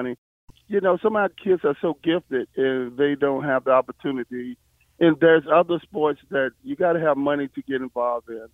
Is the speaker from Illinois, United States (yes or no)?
no; Lynchburg, Virginia, United States; I am from Lynchburg. I grew up on White Rock Hill